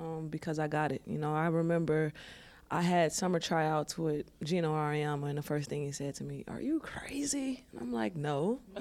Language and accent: English; Chicago, Illinois, United States; moved away; my mom sheltered me, you know, growing up in Chicago